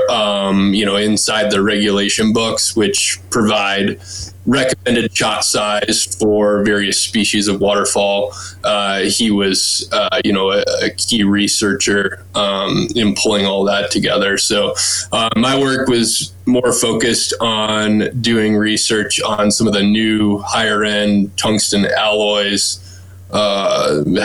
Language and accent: English; Stillwater, Minnesota, United States; also born or lived in Wisconsin / Oregon; now in Colorado, United States; I grew up just outside the Twin Cities in Stillwater.